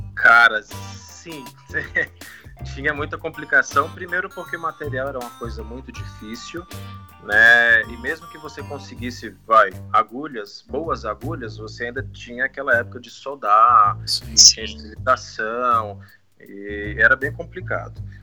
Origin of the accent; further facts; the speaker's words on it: Teófilo Otoni, Minas Gerais, Brazil; moved away as an adult; also born or lived in Belo Horizonte; Eu comecei em Minas Gerais, eu sou mineiro, na verdade. Eu nasci numa cidade pequena do norte de Minas Gerais, chama-se Teófilo Otoni